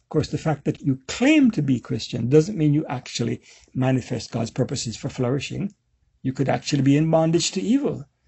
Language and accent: English; Jamaica; So I'm, I'm a Jamaican